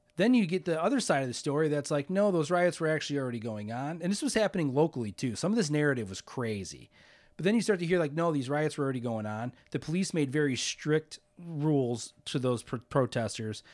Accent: Hammond, Indiana, United States; I grew up in Hammond

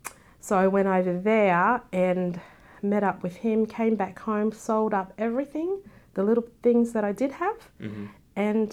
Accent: Australia; No, I'd always say, no, I'm Australian. And even the black people in America, you're not black because you don't sound black. You know, mm-hmm. you're from England. I'm like, no, I'm a black Australian.

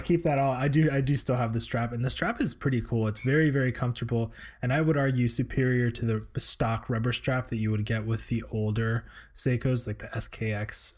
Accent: Florida, United States; now in Seattle, United States; proud to be a Florida boy at heart

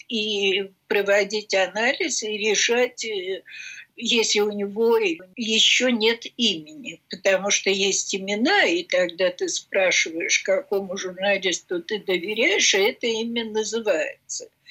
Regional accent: Russia; я из России

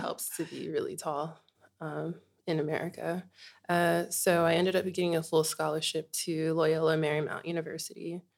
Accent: Inglewood, California, United States; moved away as an adult; now in Bunbury, Australia; I was born in Inglewood, California

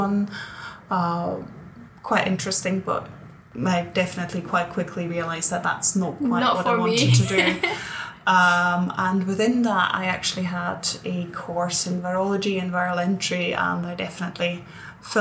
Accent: Switzerland; moved away as an adult; now in Edinburgh, United Kingdom; I grew up in Switzerland

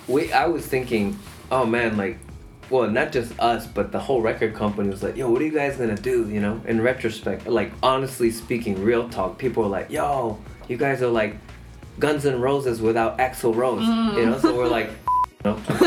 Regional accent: Japan; We're from Japan.

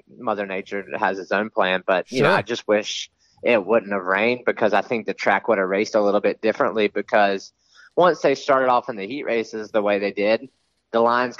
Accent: East Coast, United States; I grew up on the East Coast

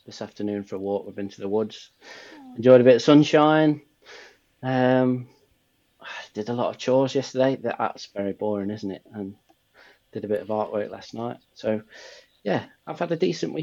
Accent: England, United Kingdom; I'm English

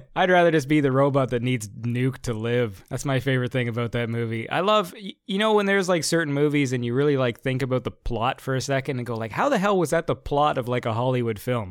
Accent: Canada; I'm Canadian

